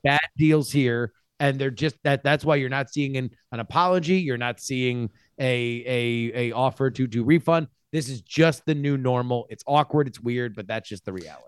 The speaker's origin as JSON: {"language": "English", "region": "Florida", "country": "United States", "moved": "yes", "said": "It's my home state"}